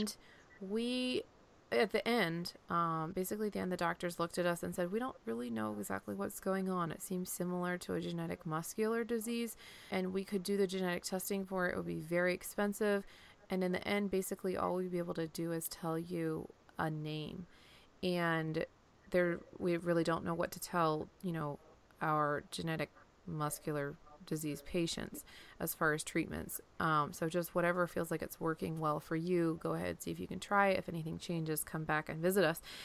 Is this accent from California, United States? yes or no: no; Pennsylvania, United States; moved away as an adult; also born or lived in Iowa; now in Florida, United States; originally I grew up in Pennsylvania, and the, the Blue Mountains, um, that run up through Pennsylvania